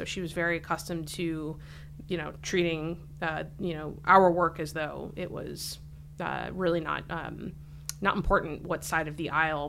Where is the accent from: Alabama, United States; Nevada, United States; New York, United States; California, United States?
New York, United States; Saratoga Springs; moved away as an adult; now in Washington, United States; Grew up in upstate New York, a little town called Saratoga Springs, north of Albany, about a half an hour.